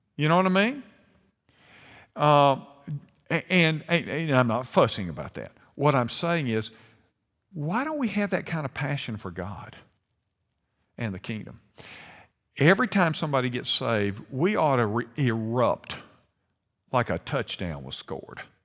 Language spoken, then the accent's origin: English; United States; I was born an American